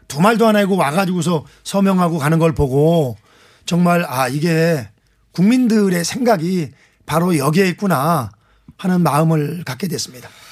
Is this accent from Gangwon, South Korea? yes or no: no; Anseong, Gyeonggi Province, South Korea; 안성 출신